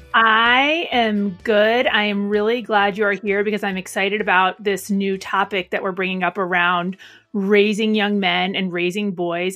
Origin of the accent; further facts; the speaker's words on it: Arlington, Alexandria, Virginia, United States; our Arlington, Alexandria office. It's my hometown